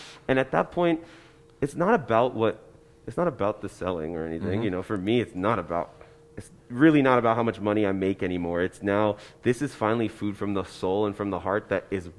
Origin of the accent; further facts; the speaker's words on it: New Jersey, United States; I'm from New Jersey.